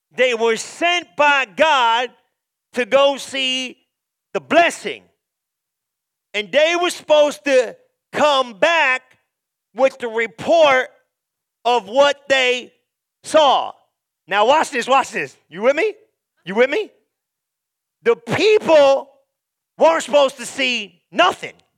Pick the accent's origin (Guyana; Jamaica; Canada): Guyana; now in United States; I'm from Guyana, came to America